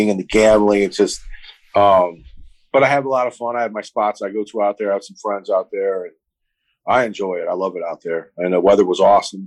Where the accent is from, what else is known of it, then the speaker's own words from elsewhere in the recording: Cleveland, Ohio, United States; moved away as an adult; also born or lived in Gainesville, Florida; now in Florida, United States; I'm originally from Cleveland